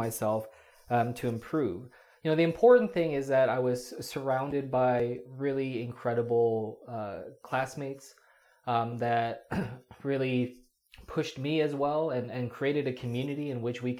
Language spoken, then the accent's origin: English; New Jersey, United States; I grew up in South Jersey ever since I was in kindergarten.